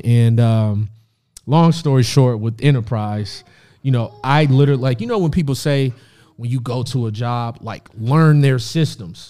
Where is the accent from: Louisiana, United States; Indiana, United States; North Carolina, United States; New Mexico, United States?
Indiana, United States; Indianapolis; moved away as an adult; also born or lived in Rantoul, Illinois; now in Los Angeles, United States; I moved to Indianapolis when I was three years old.